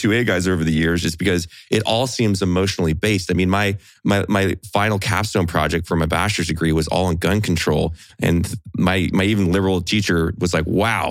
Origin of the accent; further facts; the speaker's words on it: Central California, United States; I came from Central California